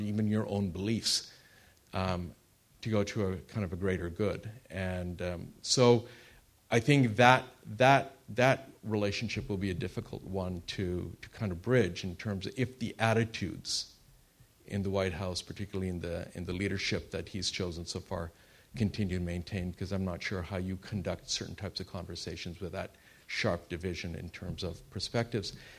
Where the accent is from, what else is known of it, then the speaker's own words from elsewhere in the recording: Canada; I am Canadian